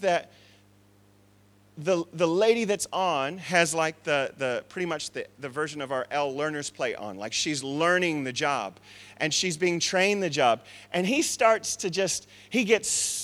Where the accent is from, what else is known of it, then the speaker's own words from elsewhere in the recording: Tucson, Arizona, United States; I come from Tucson, Arizona, where there's a dry heat